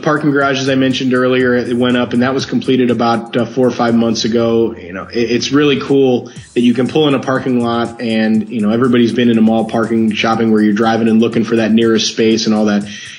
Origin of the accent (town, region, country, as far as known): St. Louis, Missouri, United States; now in Orlando, United States